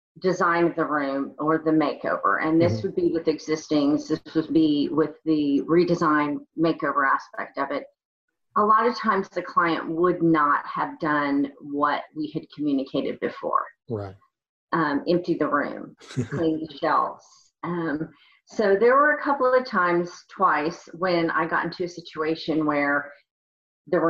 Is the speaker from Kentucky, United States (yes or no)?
yes; Kentucky, United States; also born or lived in Oklahoma; I was born in Oklahoma, but grew up in Kentucky